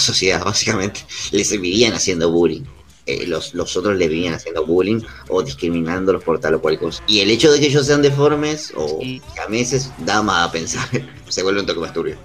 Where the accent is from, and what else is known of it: Argentina